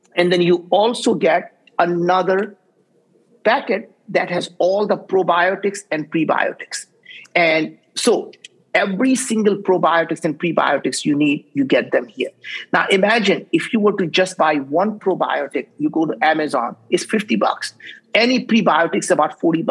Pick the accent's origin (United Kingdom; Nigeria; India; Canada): India; English is a second language; now in United States; I grew up in India